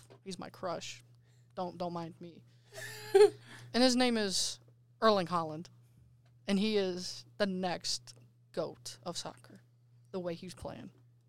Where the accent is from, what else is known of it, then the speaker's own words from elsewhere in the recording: United States; We're American